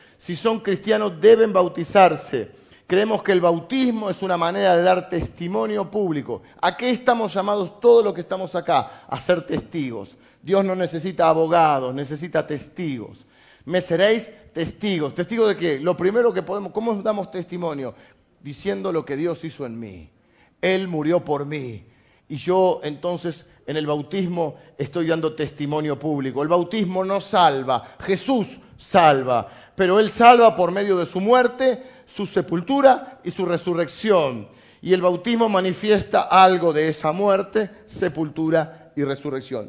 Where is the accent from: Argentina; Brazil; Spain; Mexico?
Argentina; Somos argentinos, además de cristianos.